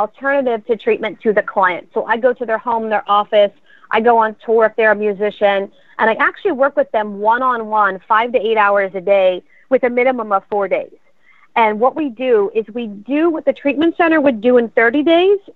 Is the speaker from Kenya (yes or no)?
no; Pottstown, Pennsylvania, United States; I grew up in Pottstown, Pennsylvania, and I went to Pottsgrove High School